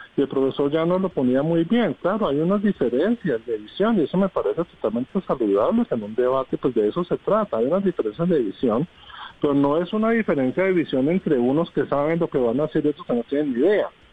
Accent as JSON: {"language": "Spanish", "country": "Colombia", "said": "nosotros eh, como colombianos"}